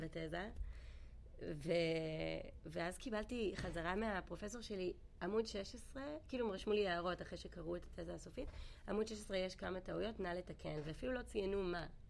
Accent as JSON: {"language": "Hebrew", "country": "Israel", "moved": "as an adult", "lives_now": "China", "said": "בתור ישראלים"}